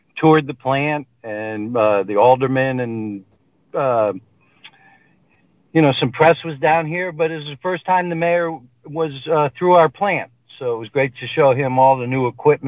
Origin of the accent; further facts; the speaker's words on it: Hamden, Connecticut, United States; also born or lived in North Haven, Connecticut / California; now in Cheshire, United States; I grew up, I was born and lived in Hamden until I was 11, then moved to North Haven